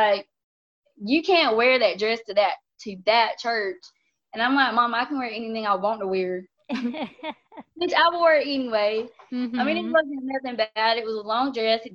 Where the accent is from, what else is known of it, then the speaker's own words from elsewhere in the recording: North Carolina, United States; We are from North Carolina